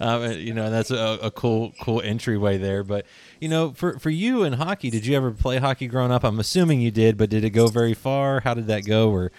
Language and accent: English; just outside of Pittsburgh, Pennsylvania, United States; now in Kentucky, United States; I'm living in Kentucky now, but I grew up just outside of Pittsburgh